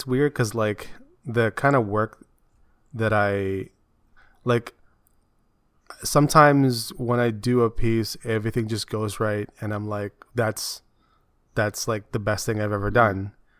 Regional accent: Philippines; my hair is not that long, and I'm Filipino.

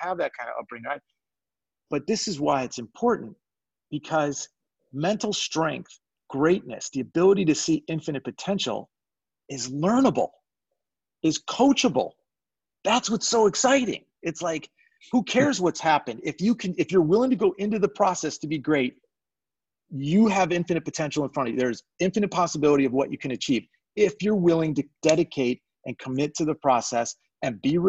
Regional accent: Chicago, Illinois, United States; I grew up in Chicago

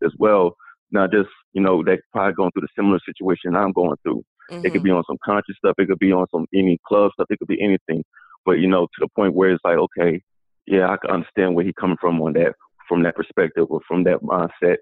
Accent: Atlanta, Georgia, United States; I'm from Atlanta, Georgia

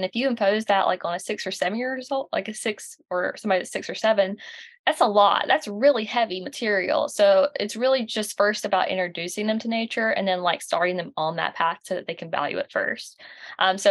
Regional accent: the South, United States; accent: Southern; I love being from the South. I'm sure you can tell with this accent. I'm from the South and I love it

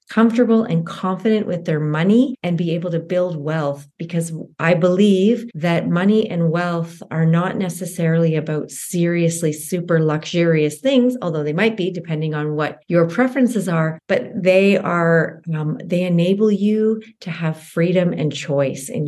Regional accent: Canada; I am a Canadian uh, CPA

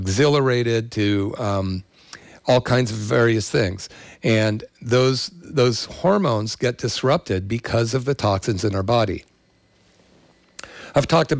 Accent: the Bay Area, California, United States; I grew up in the 60s and 70s in the Bay Area

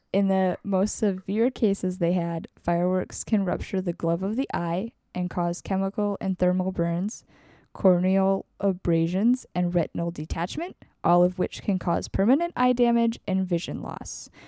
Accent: Wisconsin, United States; I grew up in Wisconsin

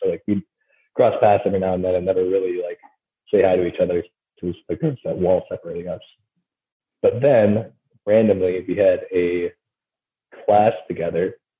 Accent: Wisconsin, United States; now in New Orleans, United States; When I go home and I talk to people up in Wisconsin, I'm like, oh yeah, you sound like you have a Southern accent now.

